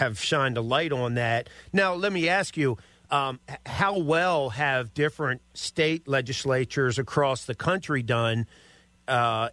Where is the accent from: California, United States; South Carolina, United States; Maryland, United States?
Maryland, United States; I'm from Maryland, grew up in Maryland.